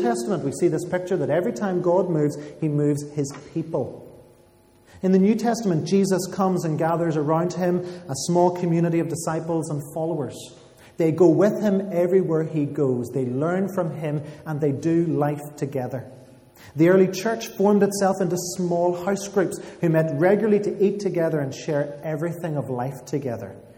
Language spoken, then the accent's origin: English; Armagh, Northern Ireland, United Kingdom; moved away as an adult; now in Belfast, United Kingdom; I'm from Armagh